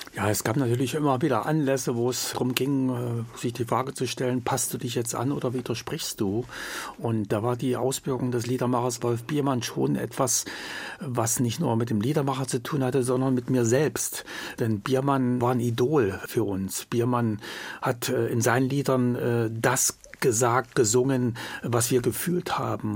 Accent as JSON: {"language": "German", "town": "Jena", "region": "Thuringia", "country": "Germany", "tie": "born or raised there", "also_born_or_lived": "West Berlin", "moved": "as an adult", "said": "nach Hause, nach Jena und dort, wo meine Heimat ist"}